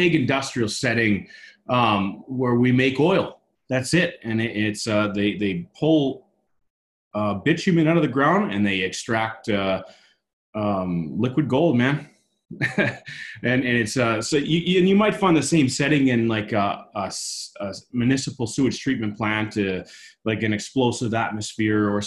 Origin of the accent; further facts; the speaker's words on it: Halifax, Nova Scotia, Canada; moved away as an adult; I'm originally from Halifax, Nova Scotia